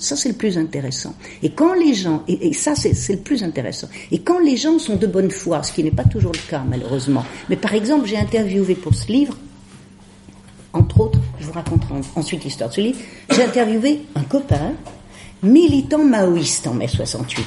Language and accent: French; Lyon, Auvergne-Rhône-Alpes, France; Je suis lyonnaise de naissance, j'y ai fait mes études, j'y ai appris à lire